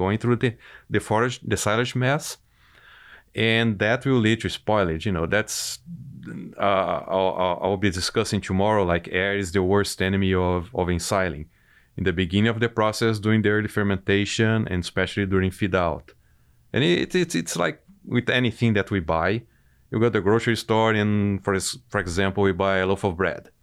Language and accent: English; Brazil; moved away as an adult; now in United States; I'm originally from Brazil. I grew up on a dairy operation